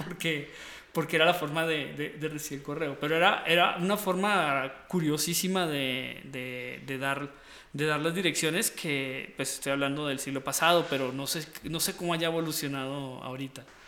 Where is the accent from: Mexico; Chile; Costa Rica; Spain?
Costa Rica; moved away; yo de pequeño me crié en Costa Rica en Costa Rica.